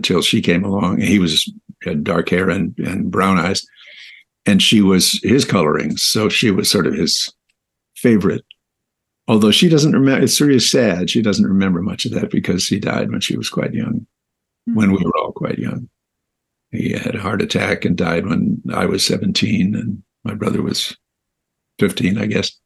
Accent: West Hollywood, California, United States; also born or lived in Minnesota; I was born in Minnesota, but my folks moved here to Los Angeles when I was quite young, two, actually. And I was raised here in West Hollywood, California

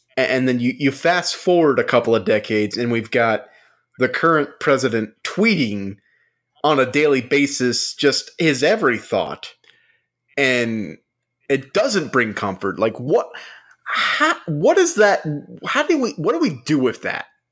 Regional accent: United States; we're American

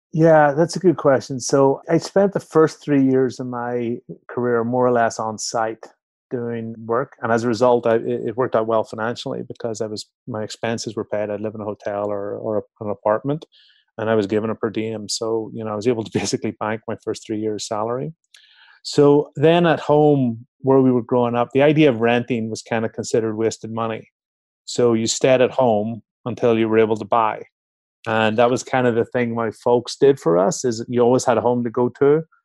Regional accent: Belfast, Northern Ireland, United Kingdom; moved away as an adult; also born or lived in Chicago, United States / London, United Kingdom; now in Mill Valley, United States; I'm from Belfast in Northern Ireland, I'm born and bred

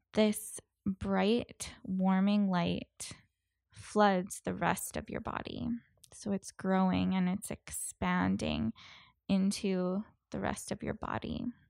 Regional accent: Canada; being a Canadian

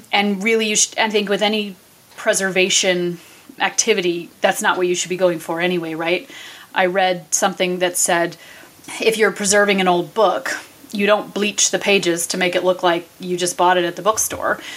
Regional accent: New England, United States; now in Vermont, United States; I am born and raised in New England where there's a cemetery, you know, every hundred feet or so.

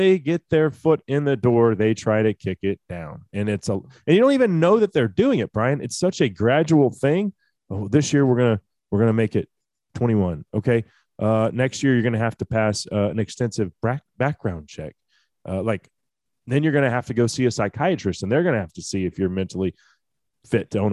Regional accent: Texas, United States; Senator Cornyn from my home state

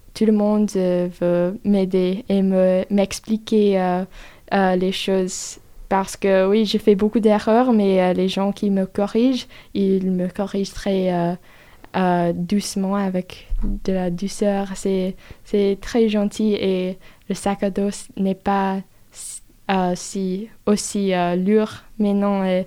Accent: United States; French is a second language; moved away as an adult; now in France; Je suis américaine, je parle anglais

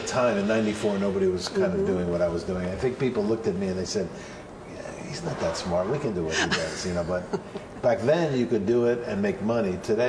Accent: New York City, New York, United States; I grew up here. I grew up in Manhattan.

